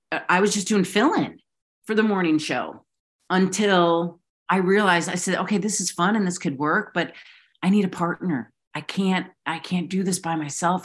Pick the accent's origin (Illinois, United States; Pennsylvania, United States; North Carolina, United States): Illinois, United States; Chicago; growing up in Chicago